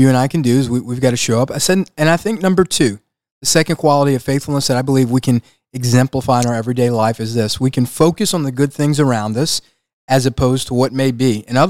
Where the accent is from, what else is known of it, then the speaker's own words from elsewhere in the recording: Louisiana, United States; We're from Louisiana.